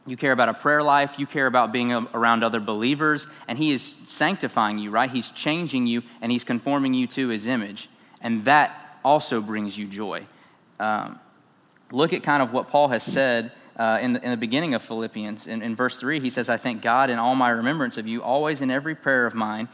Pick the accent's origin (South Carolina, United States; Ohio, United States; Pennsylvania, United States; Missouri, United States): South Carolina, United States; moved away; I am from South Carolina